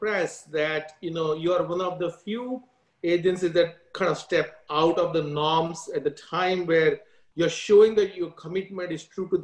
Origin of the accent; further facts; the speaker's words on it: India; now in United States; I grew up in India, went to Catholic school